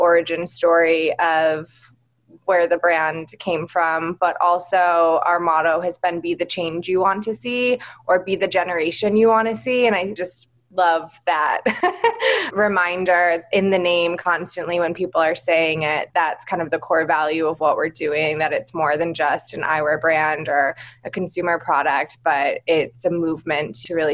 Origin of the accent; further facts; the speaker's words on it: Michigan, United States; also born or lived in New York; I'm a Michigan native, so I grew up here in Michigan, lived and worked in New York for 10 years